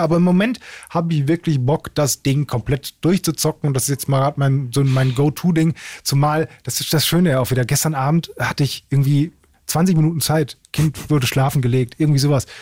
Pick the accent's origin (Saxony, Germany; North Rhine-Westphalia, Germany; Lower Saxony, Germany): North Rhine-Westphalia, Germany; Essen; ich komme aus Essen